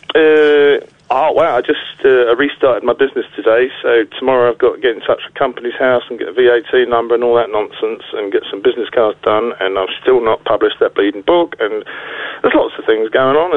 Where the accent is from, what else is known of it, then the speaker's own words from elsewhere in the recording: Essex, East of England, United Kingdom; now in North West England, United Kingdom; I live, I live in the northwest now, and I come from Essex, so I still have to explain on a daily basis why I sound like this